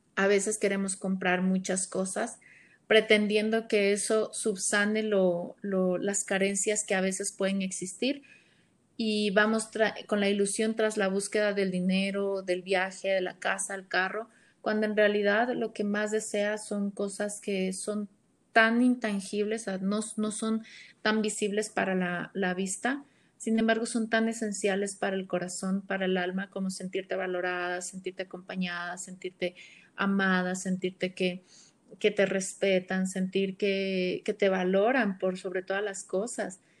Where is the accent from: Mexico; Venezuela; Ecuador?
Ecuador; soy de Ecuador